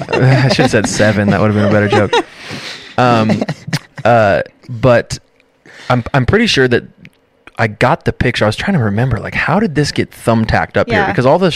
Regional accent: Chewelah, Eastern Washington, United States; Jess and I grew up in Chihuahua together.

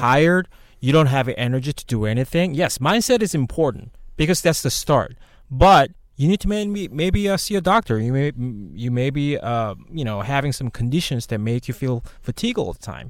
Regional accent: South Korea; moved away; I'm originally from Korea. I came here in two thousand eight. Um, I, so basically was born and raised in Korea

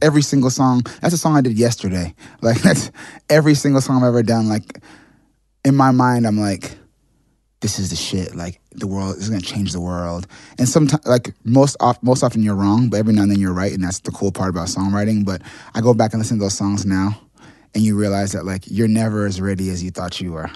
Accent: New York City, New York, United States; also born or lived in Boston; I grew up in Manhattan.

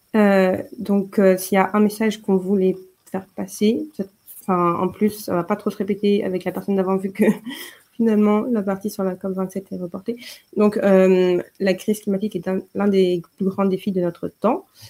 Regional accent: Paris, Île-de-France, France; moved away as an adult; now in Munich, Germany; je suis de Paris et je suis arrivée à Munich il y a un an et demi

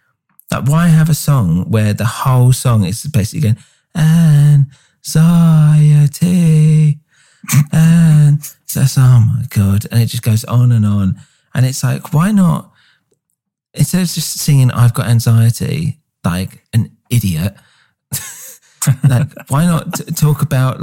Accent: England, United Kingdom; we're English.

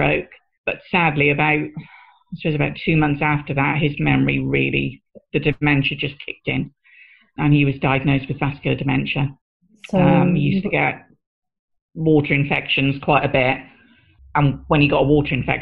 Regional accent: Newcastle upon Tyne, North East England, United Kingdom; moved away; also born or lived in Bristol; my hometown of Newcastle. We went to Newcastle to get married because that's where I'm originally from

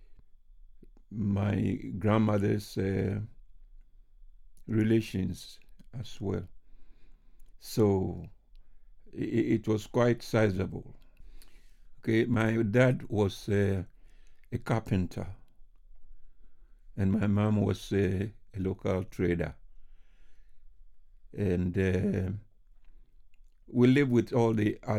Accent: Accra, Greater Accra, Ghana; moved away as an adult; now in United Kingdom; I was born in Accra

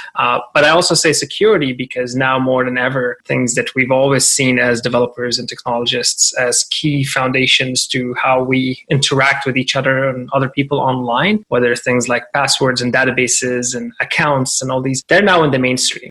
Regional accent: Syria; now in Toronto, Canada; I'm Syrian Canadian and I'm very proud of my heritage and my history. And uh, I came to Canada in 2005

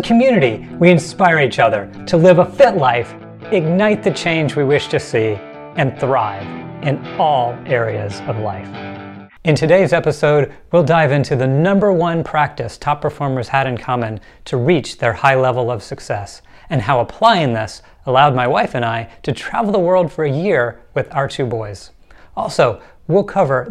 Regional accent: Atlanta, Georgia, United States; I grew up in Atlanta, Georgia, graduated from Georgia Tech

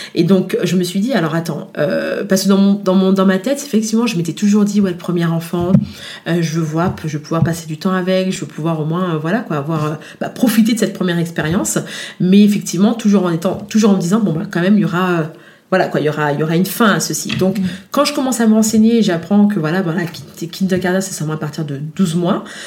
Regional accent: France; moved away as an adult; also born or lived in Guadeloupe (parents' origin); now in Germany; je suis née en France, mais d'origine de parents, euh, de, parents de la Guadeloupe.

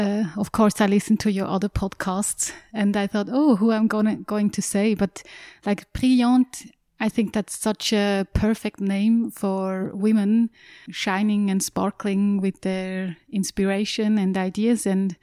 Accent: Aargau, Switzerland; Yes, it was in a village close to Aarau.

